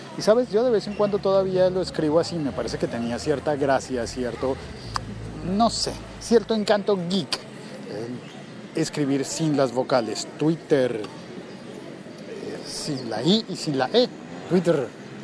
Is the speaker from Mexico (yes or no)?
no; Colombia; now in Bogotá, Colombia; hoy es un día festivo en mi país